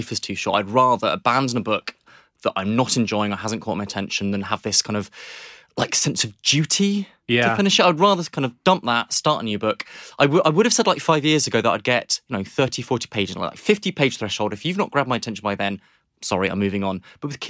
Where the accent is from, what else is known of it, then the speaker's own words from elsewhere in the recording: Nairobi, Kenya; So I was thinking about this again, that I grew up in Nairobi in Kenya.